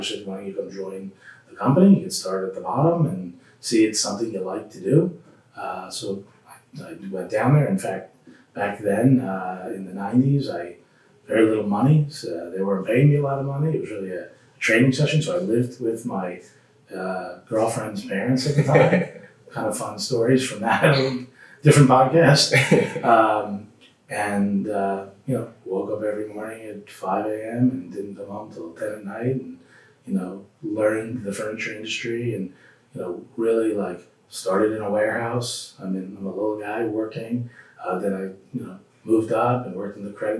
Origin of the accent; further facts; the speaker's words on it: central New Jersey, United States; also born or lived in Connecticut; I grew up in New Jersey, central New Jersey